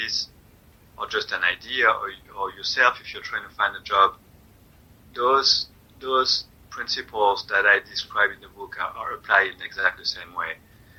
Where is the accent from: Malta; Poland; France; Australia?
France; also born or lived in Germany; now in United States; I am from France originally. Although we moved a lot, my dad was in the military, so I was born in Germany, and then we moved a lot.